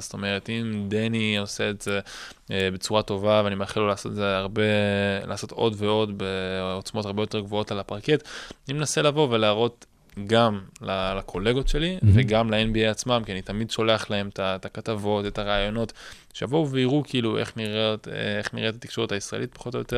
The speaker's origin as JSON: {"language": "Hebrew", "country": "Israel", "said": "אני מישראל"}